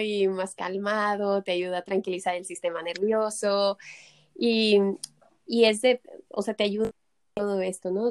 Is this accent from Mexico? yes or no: yes; Mexico; moved away as an adult; now in Barcelona, Spain; yo soy mexicana, pero ya llevo 10 años, 11 aquí en Barcelona